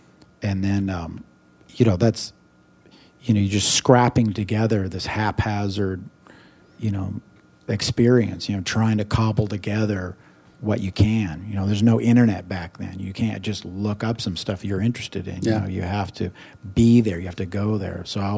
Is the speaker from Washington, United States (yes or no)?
yes; Seattle, Washington, United States; growing up in Seattle